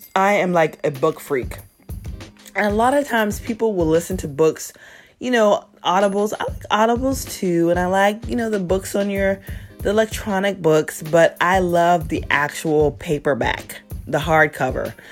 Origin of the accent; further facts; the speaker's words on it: South Carolina, United States; moved away as an adult; also born or lived in Virginia; I'm born and raised in South Carolina.